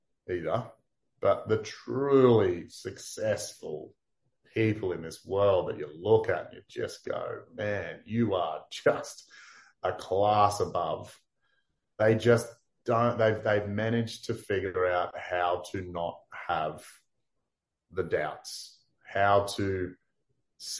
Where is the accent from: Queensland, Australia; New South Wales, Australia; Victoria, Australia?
Queensland, Australia; Townsville; I was from Townsville